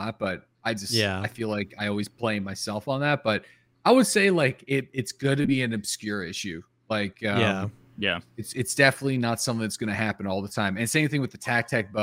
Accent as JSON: {"language": "English", "country": "Canada", "accent": "Canadian", "said": "I play up my Canadian accent"}